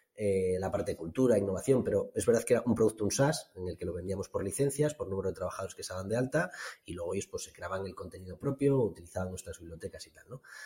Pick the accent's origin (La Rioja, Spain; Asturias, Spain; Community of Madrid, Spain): Asturias, Spain; Somiedo; mi pueblo, que bueno, Somiedo es un, consejo concejo aquí en, el norte de Asturias